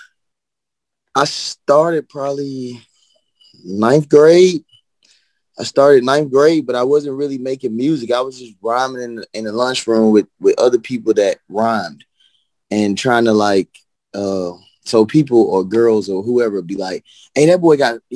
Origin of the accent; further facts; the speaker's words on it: Birmingham, Alabama, United States; I came from East Lake, Birmingham, Alabama.